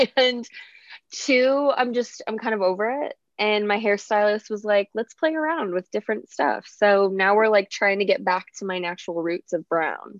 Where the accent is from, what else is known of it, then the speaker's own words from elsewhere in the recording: south of Chicago, Illinois, United States; now in Dallas, United States; I live in Dallas, but I'm from Chicago. Well, oh, okay. like south of Chicago.